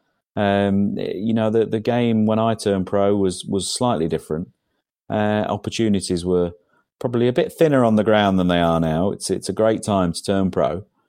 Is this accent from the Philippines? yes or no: no; England, United Kingdom; Certainly, the village that I grew up in England. Was a very, very hard working class area where men actually did graft